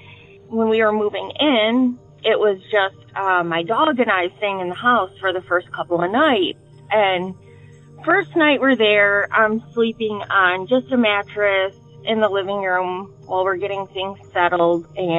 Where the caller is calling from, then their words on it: Detroit, Michigan, United States; I'm calling from the Detroit area.